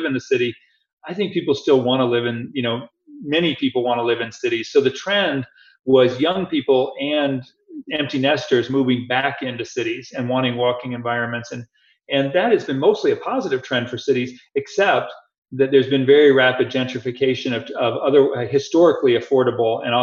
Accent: Atlanta, Georgia, United States; my hometown of Atlanta

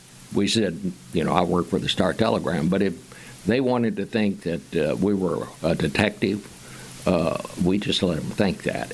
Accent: Fort Worth, Texas, United States; I said, Fort Worth

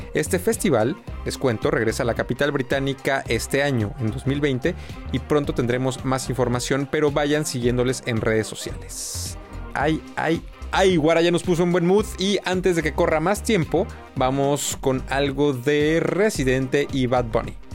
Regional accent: Mexico; now in Germany; Yo, mexicano, que vive en Alemania

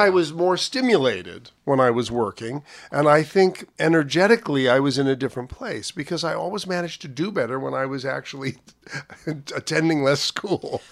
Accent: New York, United States; also born or lived in Havana, Cuba; they both became teachers and opened a school in New York. So the, the world that I grew up in as a small boy

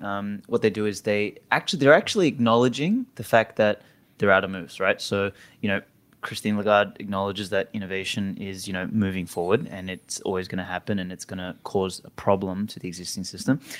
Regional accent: Australia; moved away; I'm Australian

